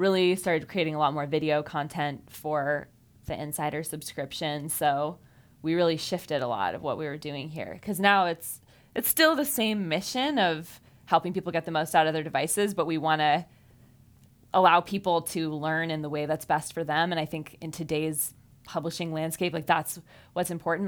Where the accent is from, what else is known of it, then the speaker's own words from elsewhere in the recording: Fairfield, Iowa, United States; I grew up in Fairfield, like David did